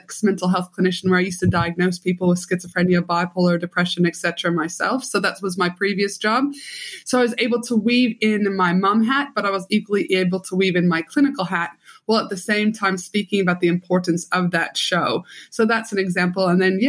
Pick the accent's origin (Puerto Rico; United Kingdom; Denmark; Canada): Canada; moved away; also born or lived in Albuquerque, United States; So I'm from Canada originally, will always be the proud Canadian. But then I moved down. My mom was a travel nurse. So I did my high school and undergrad in Albuquerque, New Mexico.